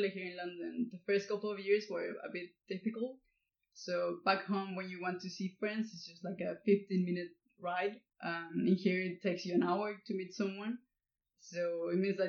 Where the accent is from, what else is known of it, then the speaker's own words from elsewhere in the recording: Coahuila, Mexico; moved away as an adult; now in United Kingdom; Barbecues in my hometown are almost like a ritual.